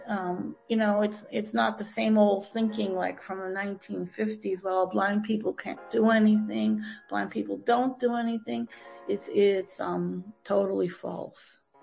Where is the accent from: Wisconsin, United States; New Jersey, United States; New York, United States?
Wisconsin, United States; Green Bay; moved away as an adult; also born or lived in Tampa, Florida / Miami, Florida; now in Albany, United States; I was born and raised in Green Bay, Wisconsin